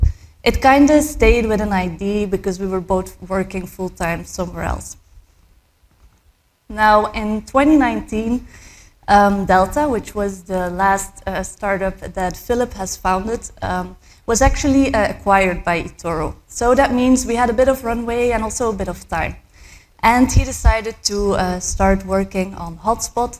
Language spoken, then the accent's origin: English; Belgium; I was born and raised in Belgium.